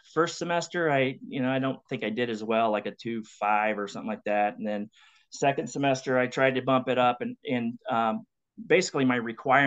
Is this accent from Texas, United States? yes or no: no; LaGrange, Indiana, United States; my youth growing up in LaGrange, small town